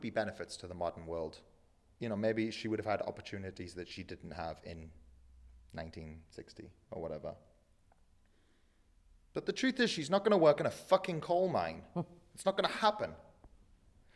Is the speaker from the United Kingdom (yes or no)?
yes; England, United Kingdom; moved away; I grew up in England